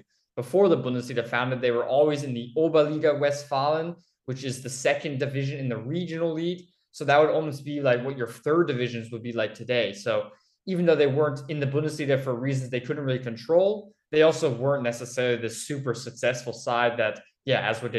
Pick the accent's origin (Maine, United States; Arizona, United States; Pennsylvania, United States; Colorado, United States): Pennsylvania, United States; Philadelphia; moved away as an adult; now in Düsseldorf, Germany; I'm from Philadelphia, another sports mad city.